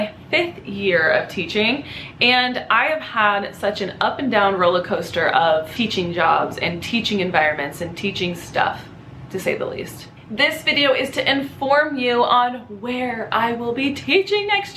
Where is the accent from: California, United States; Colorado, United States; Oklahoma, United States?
California, United States; Los Angeles County; I grew up in Los Angeles County, like an hour north of the city in a desert town.